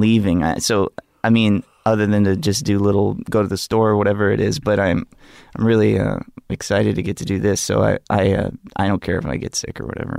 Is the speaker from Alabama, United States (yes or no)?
yes; Gulf Shores, Alabama, United States; I grew up in a place called Gulf Shores, Alabama.